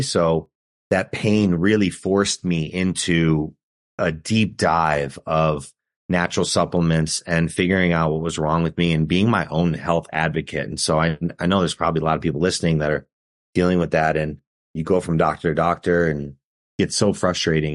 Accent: Chicago, Illinois, United States; We're from Chicago

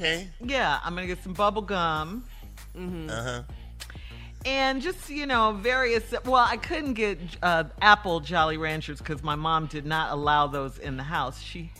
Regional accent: Chicago, Illinois, United States; I was growing up in Chicago.

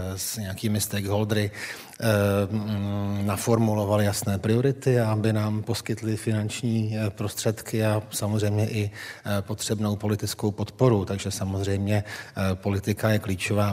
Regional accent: Czechia; pro člověka, který pochází z pohraničí

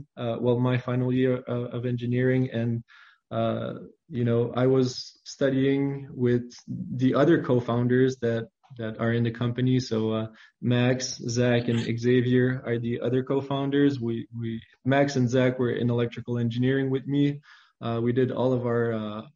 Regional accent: Saint-André, New Brunswick, Canada; I grew up in New Brunswick, Canada. It is a pretty, you know, small province. I grew up in the farming community of St. Andre

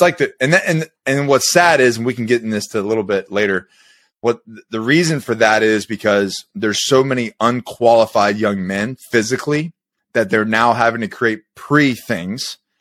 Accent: Florida, United States; I grew up in Florida

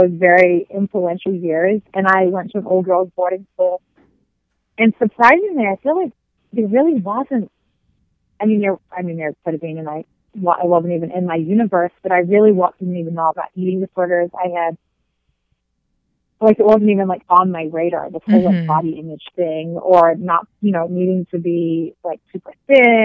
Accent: New Zealand; moved away as an adult; now in United States; growing up in New Zealand

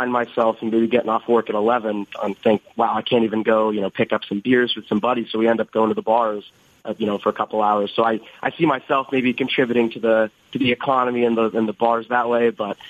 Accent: Las Vegas, Nevada, United States; moved away as an adult; now in Boston, United States; I'm from Vegas.

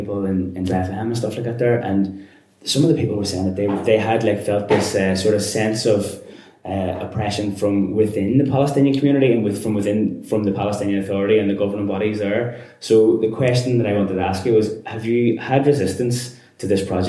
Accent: Belfast, Northern Ireland, United Kingdom; the checkpoint that we had at the start of the street getting into the city centre up until the 90s in Belfast.

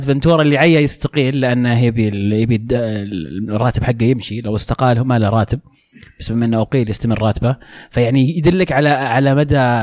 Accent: Saudi Arabia; أنا سعودي

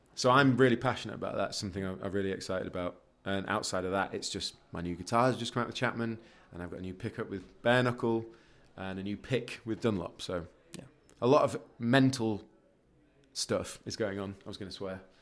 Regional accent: Leeds, Yorkshire and the Humber, United Kingdom; moved away as an adult; also born or lived in Guildford; I'm from Leeds

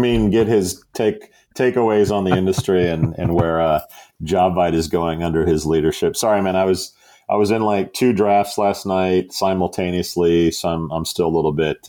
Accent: United States; for being an American coming there

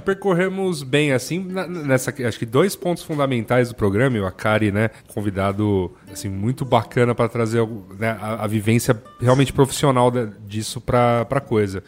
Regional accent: São Paulo, Brazil; eu sou aqui de São Paulo

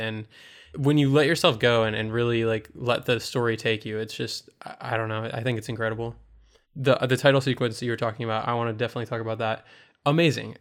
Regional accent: United States; as an American audience member, I'm so used to seeing American films and American T V shows

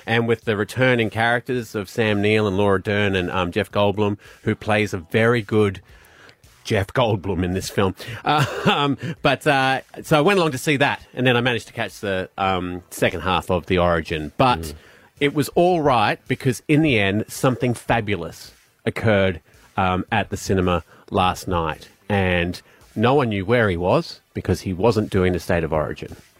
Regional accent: Glasgow, Scotland, United Kingdom; now in Australia; being Glaswegian

